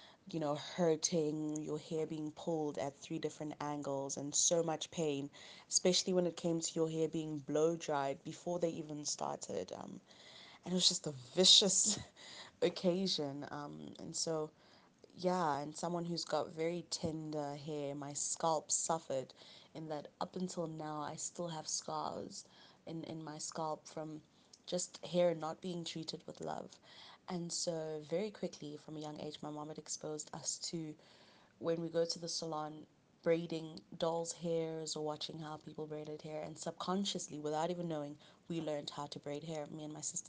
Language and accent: English; Cameroon; now in South Africa; I'm originally from Cameroon. I was born and raised, born in Cameroon.